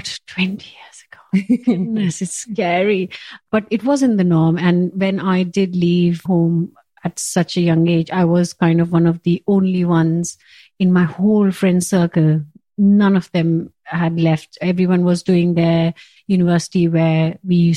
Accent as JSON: {"language": "English", "country": "India", "tie": "born or raised there", "moved": "as an adult", "lives_now": "Kent, United Kingdom", "said": "I was born and brought up in India"}